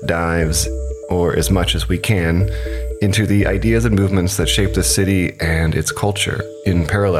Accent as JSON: {"language": "English", "country": "United States", "moved": "as an adult", "lives_now": "Berlin, Germany", "said": "I am from the United States."}